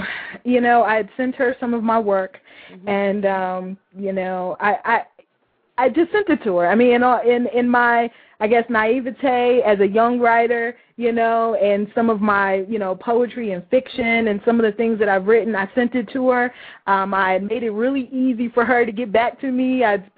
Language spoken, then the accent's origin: English; Louisville, Kentucky, United States; moved away as an adult; also born or lived in Lexington, Kentucky / Chicago; Born and raised in Louisville, Kentucky.